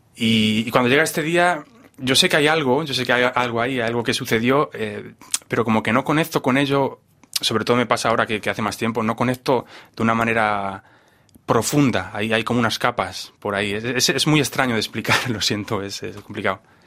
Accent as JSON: {"language": "Spanish", "country": "Spain", "moved": "yes", "said": "yo vengo de España, donde, donde es un país totalmente bipolar"}